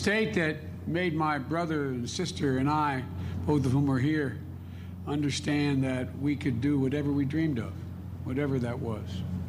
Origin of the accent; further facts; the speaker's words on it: Delaware, United States; I'll always be a proud son of the state of Delaware.